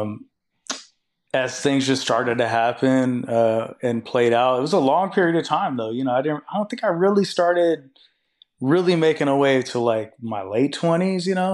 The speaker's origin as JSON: {"language": "English", "town": "Seattle", "region": "Washington", "country": "United States", "said": "I'm from Seattle"}